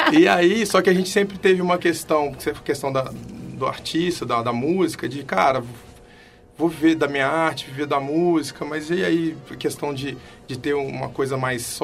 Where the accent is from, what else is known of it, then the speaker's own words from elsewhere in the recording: Belo Horizonte, Minas Gerais, Brazil; accent: mineiro; also born or lived in Rio de Janeiro / Porto Alegre / Salvador; now in São Paulo, Brazil; Eu sou de Belo Horizonte, só que eu morei 11 anos no Rio, 4 em Porto Alegre, 2 em Salvador.